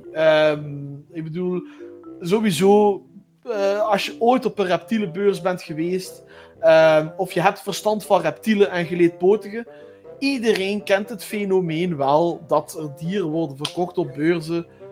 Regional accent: Flanders, Belgium; ik woon in België. Dat is ook wel denk ik een belangrijke opmerking. Ehm, omdat, ja. jullie zullen wel horen dat eh, wij totaal eh, verschillend praten. Eh, want ik ben een Vlaming

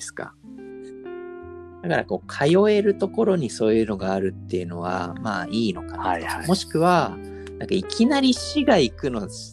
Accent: Nerima, Tokyo, Japan; 僕のね練馬出身だけど

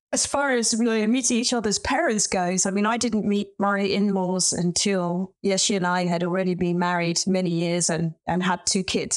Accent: London, United Kingdom; moved away as an adult; also born or lived in Beijing, China; now in Oxford, United Kingdom; I was born and brought up in London, and I was privately educated

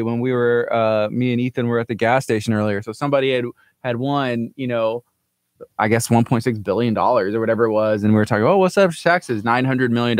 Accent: La Marque, Texas, United States; I grew up in Lamarck as well

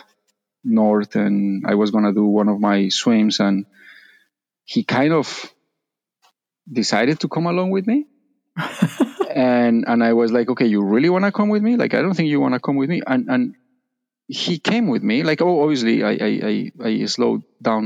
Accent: Colombia; moved away; I'm from Colombia

